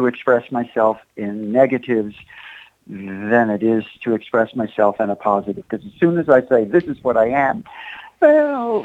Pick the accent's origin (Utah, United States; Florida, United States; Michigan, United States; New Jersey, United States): New Jersey, United States; Asbury Park; I'm from Asbury Park